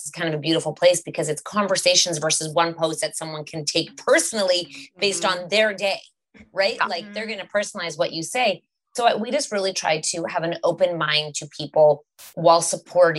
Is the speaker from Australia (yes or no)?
no; Canada; we're from Canada and we're quite liberal and open here.